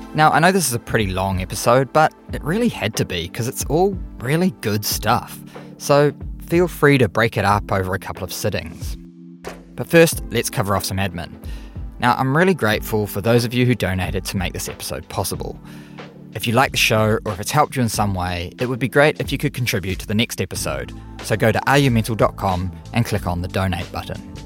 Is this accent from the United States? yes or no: no; Auckland, New Zealand; my hometown, Auckland, New Zealand.